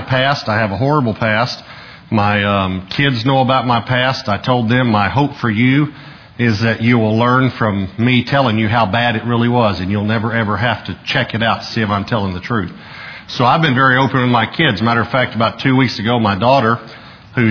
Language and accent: English; Marshall, Texas, United States; I was born in Marshall, Texas